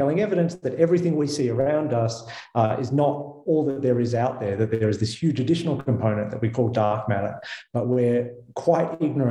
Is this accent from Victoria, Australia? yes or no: yes; Melbourne, Victoria, Australia; moved away as an adult; also born or lived in United States; now in Geneva, Switzerland; as my accent betrays, I did not grow up in Switzerland. I grew up in Melbourne, Australia.